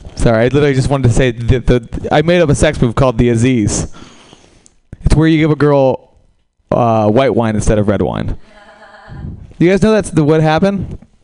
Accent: New York, United States; moved away; I'm from New York uh, originally.

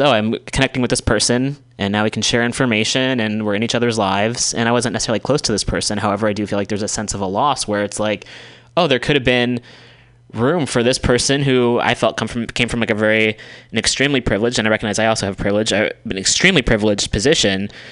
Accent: United States; being an American

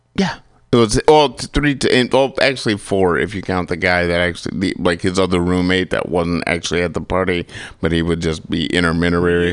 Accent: United States; I'm an American. I was born here

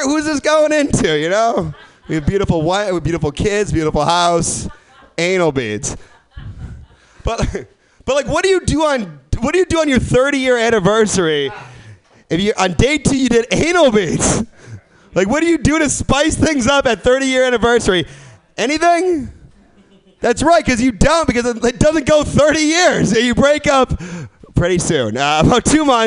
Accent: Midwest, United States; now in San Francisco, United States; I'm not from San Francisco. I'm from the Midwest

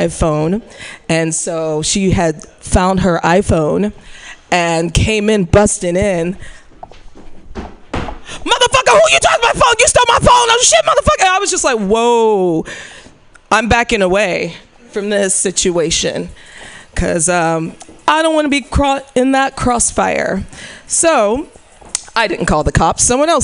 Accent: Missouri, United States; moved away; I'm from Missouri

